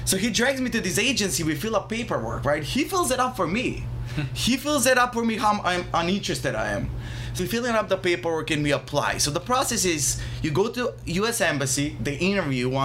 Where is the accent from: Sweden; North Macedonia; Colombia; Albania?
North Macedonia; Bitola; moved away as an adult; now in Philadelphia, United States; Born and raised in Macedonia. So until 20, 2 years old.